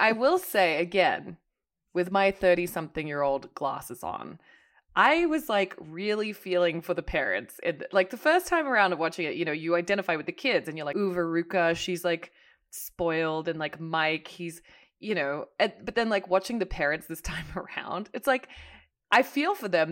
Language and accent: English; Hong Kong; moved away; I grew up in Hong Kong